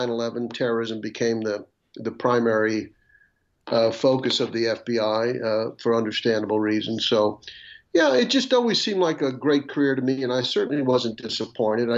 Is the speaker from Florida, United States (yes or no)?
yes; Atlantic Beach, Florida, United States; moved away as an adult; also born or lived in Washington, D.C. / South Carolina; now in Virginia, United States; I'm from Atlantic Beach, Florida, which is in the Jacksonville area, northeast Florida. You know, and I was raised there